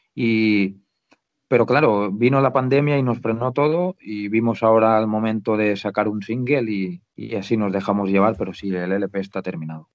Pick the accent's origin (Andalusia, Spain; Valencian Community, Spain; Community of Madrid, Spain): Valencian Community, Spain